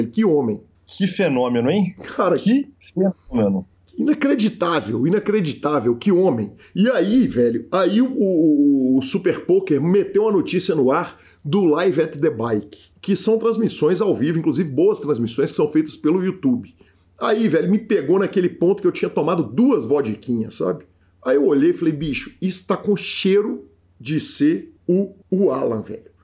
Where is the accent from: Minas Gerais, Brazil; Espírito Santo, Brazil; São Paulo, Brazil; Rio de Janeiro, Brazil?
Minas Gerais, Brazil; Mas nós assim. somos mineiros. Mineirinho tá acostumado